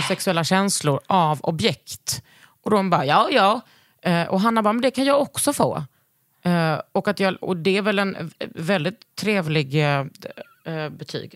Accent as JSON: {"language": "Swedish", "town": "Lund", "region": "Skåne", "country": "Sweden", "tie": "born or raised there", "moved": "yes", "said": "utanför Gunnesbo, där jag växte upp"}